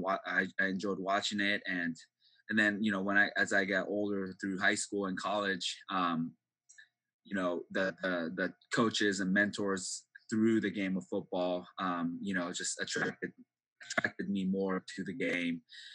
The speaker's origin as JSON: {"language": "English", "town": "Seattle", "region": "Washington", "country": "United States", "tie": "born or raised there", "also_born_or_lived": "Japan", "second_language": "English", "said": "So it was just my mom and I, you know, packed our bags and came over to Seattle, Washington."}